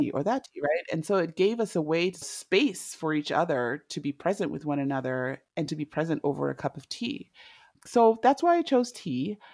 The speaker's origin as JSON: {"language": "English", "country": "Zimbabwe", "tie": "born or raised there", "also_born_or_lived": "Indianapolis / Los Angeles / Washington, D.C. / Oregon", "moved": "as an adult", "lives_now": "United States", "said": "I am originally from Zimbabwe. I was born and raised there"}